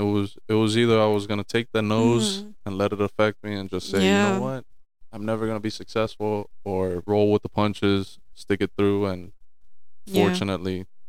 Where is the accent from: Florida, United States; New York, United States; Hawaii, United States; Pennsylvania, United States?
Florida, United States; Miami; born there; also born or lived in New Jersey; Just I was born down here in Miami, but spent some time up in Jersey